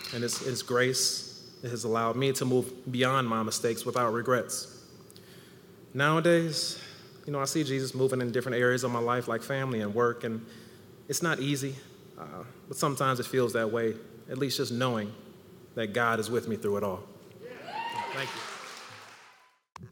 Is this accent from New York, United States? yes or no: no; Ann Arbor, Michigan, United States; I'm from Ann Arbor